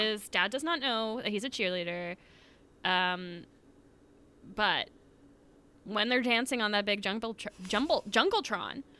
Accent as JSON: {"language": "English", "region": "Florida", "country": "United States", "said": "we are from Florida"}